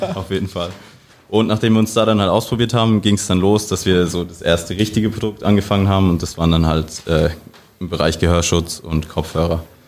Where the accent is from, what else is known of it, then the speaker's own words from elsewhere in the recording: area around Karlsruhe, Baden-Württemberg, Germany; ich komme ursprünglich aus der Gegend um Karlsruhe rum